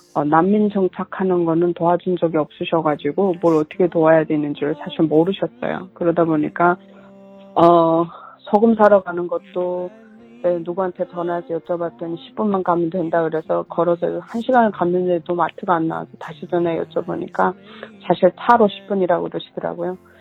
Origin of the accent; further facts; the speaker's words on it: North Korea; also born or lived in China; now in United States; 북한에서 태어난 다는 것 자체가 나는 수치스럽게 생각하니.